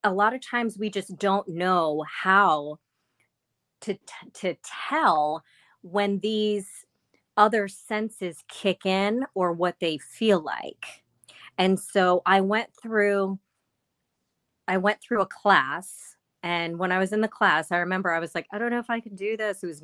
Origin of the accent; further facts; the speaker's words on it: Maryland, United States; I'm from Maryland